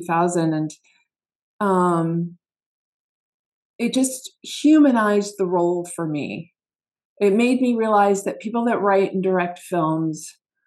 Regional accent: Asheville, North Carolina, United States; I grew up in Asheville, North Carolina

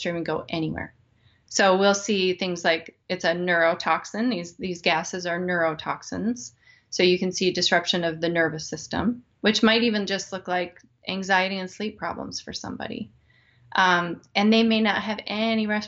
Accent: Wyoming, United States; now in Midwest, United States; I grew up in Wyoming, and it's incredibly dry there

